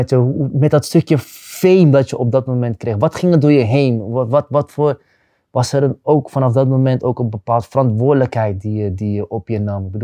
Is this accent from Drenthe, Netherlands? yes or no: no; Rotterdam, South Holland, Netherlands; moved away as an adult; also born or lived in Madrid / Liverpool; Ik kom uit Rotterdam West, ja.